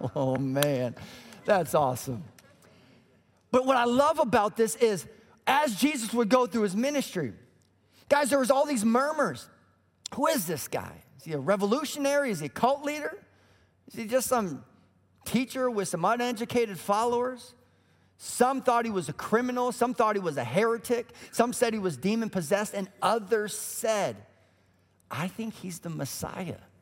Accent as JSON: {"language": "English", "region": "Colorado", "country": "United States", "tie": "born or raised there", "also_born_or_lived": "Illinois", "moved": "as an adult", "said": "We grew up in Colorado"}